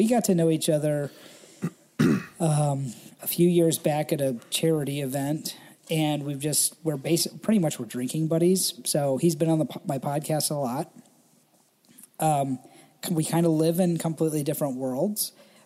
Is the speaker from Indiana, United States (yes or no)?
yes; Indiana, United States; I was born in Indiana, deep inside the Independent Fundamental Baptist cult.